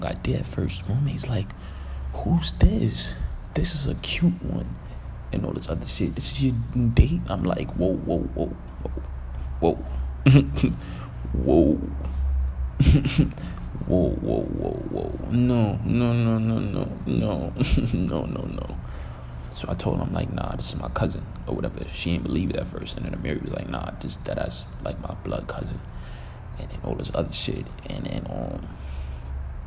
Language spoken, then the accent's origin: English; New York City, New York, United States; I'm from Canarsie